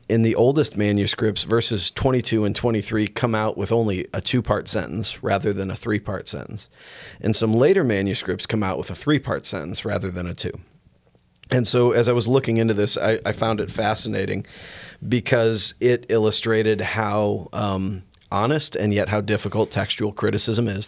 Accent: United States; accent: American

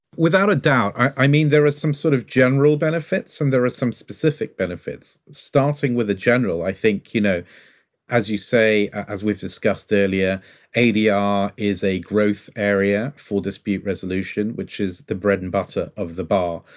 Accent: Brazil; now in United Kingdom; I'm originally from Brazil

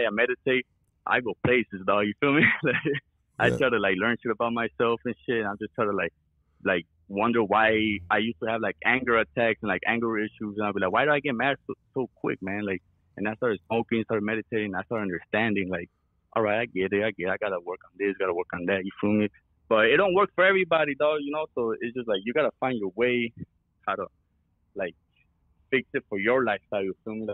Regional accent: Chicago, Illinois, United States; I grew up in Chicago

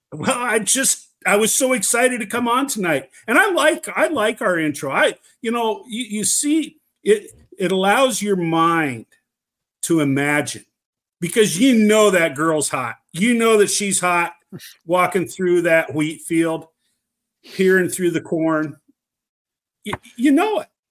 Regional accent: Oakland, Iowa, United States; my hometown

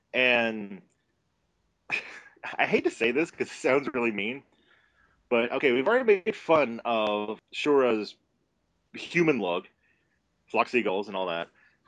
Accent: New York, United States; I'm from New York.

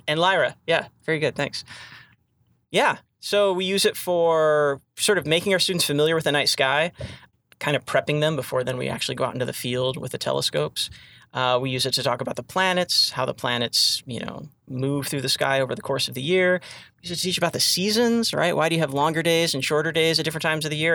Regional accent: Flint, Michigan, United States; moved away as an adult; I grew up uh, in the Flint area in Michigan

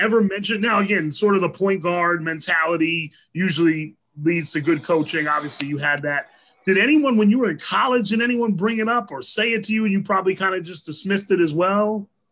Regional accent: New Jersey, United States; I grew up in New Jersey

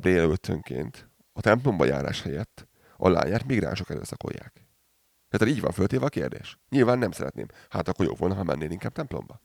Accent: Hungary; now in Calgary, Canada; én így magyarként

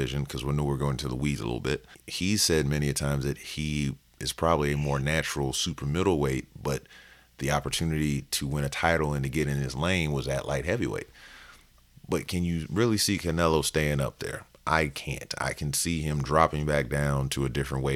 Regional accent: Nevada, United States; my home state up north in Reno

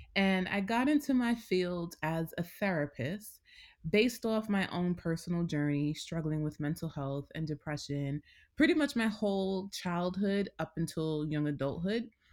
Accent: New York City, New York, United States; I'm born and raised here

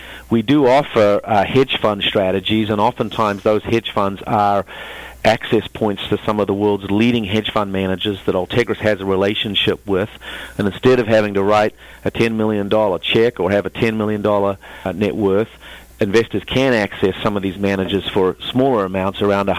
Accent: New Zealand; I'm not from Texas, Charlie, although I have a southern accent. It's from the deep, deep south.

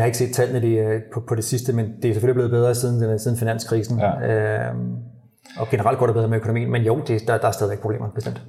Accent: Copenhagen, Capital Region of Denmark, Denmark; moved away as an adult; now in Valencia, Spain; hjemme i København i, i november, december, i Danmark

